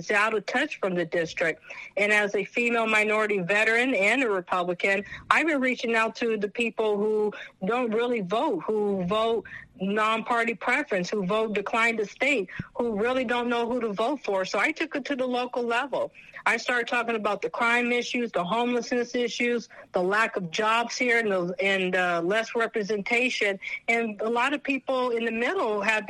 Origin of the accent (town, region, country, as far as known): California, United States; born or raised there